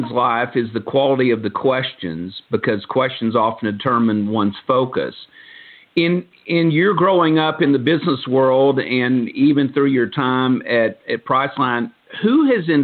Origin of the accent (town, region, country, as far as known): Dallas, Texas, United States; accent: Southern